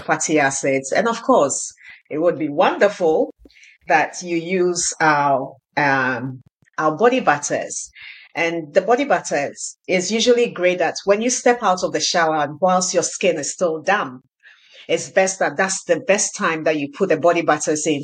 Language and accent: English; Ghana; now in Canada; I grew up in Ghana